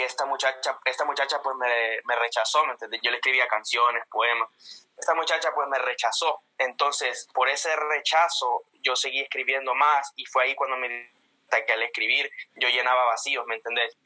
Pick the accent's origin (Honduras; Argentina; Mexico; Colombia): Honduras; Comayagua; accent: Honduran; moved away as an adult; also born or lived in Tegucigalpa, Honduras / Puerto Rico; now in United States; yo nací en la capital, en Tegucigalpa. Ah. Nací, pero me en un pueblito que se llama Taurabé, en el departamento de Comayagua. Me crié ahí